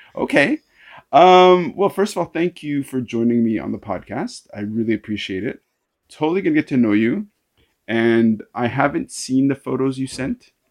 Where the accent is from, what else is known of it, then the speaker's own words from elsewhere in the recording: Canada; now in Hong Kong; I'm a Canadian. I say bow